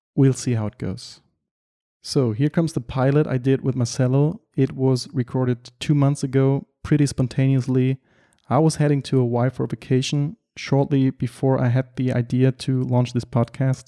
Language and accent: English; Germany; English is a second language; also born or lived in Berlin / Düsseldorf; I'm from Germany and I live and work in Berlin